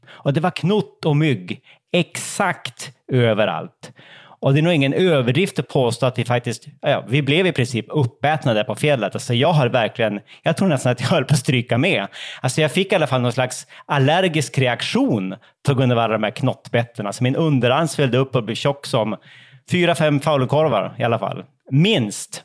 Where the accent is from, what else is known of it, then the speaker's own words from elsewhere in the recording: Umeå, Västerbotten County, Sweden; jag är ju då från Umeå och bägge mina föräldrar kommer faktiskt från de fjällnära delarna av, av inlandet. Så fjällen har väl liksom alltid varit en del av min uppväxt